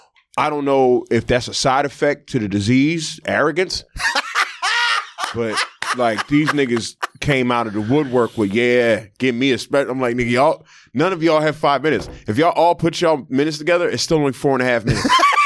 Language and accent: English; Philadelphia, Pennsylvania, United States; also born or lived in South Jersey; I'm from the Philadelphia, South Jersey area. Like, I did half my life in Philly and the other half in Jersey.